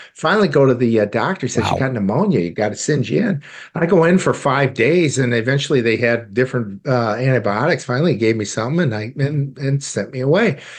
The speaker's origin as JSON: {"language": "English", "region": "Iowa", "country": "United States", "tie": "born or raised there", "also_born_or_lived": "St. Louis, Missouri / Hong Kong", "moved": "yes", "said": "I grew up in Iowa of all states"}